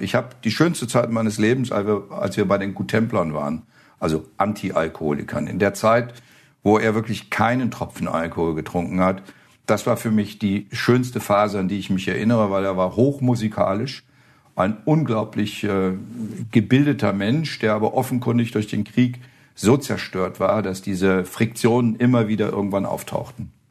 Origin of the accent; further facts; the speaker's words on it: Flonheim, Rhineland-Palatinate, Germany; moved away as an adult; also born or lived in Osterholz-Scharmbeck, Lower Saxony; now in Thuringia, Germany; ich komme ja aus Rheinhessen.